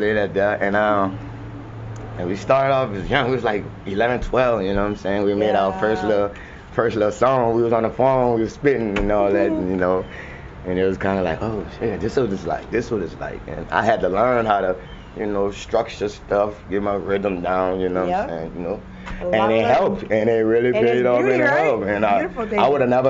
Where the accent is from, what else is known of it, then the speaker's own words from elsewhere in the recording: New Orleans, Louisiana, United States; moved away; Born in New Orleans, Louisiana.